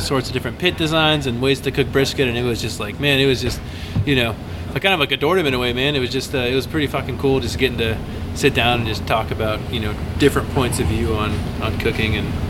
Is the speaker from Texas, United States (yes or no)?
yes; Arlington, Texas, United States; also born or lived in Austin, Texas; growing up in Arlington at the time